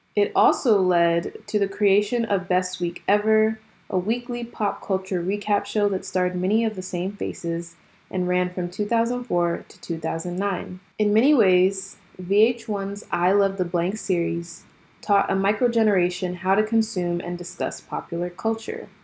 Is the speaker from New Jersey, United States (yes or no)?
yes; Jersey City, New Jersey, United States; growing up in Jersey City in a predominantly black school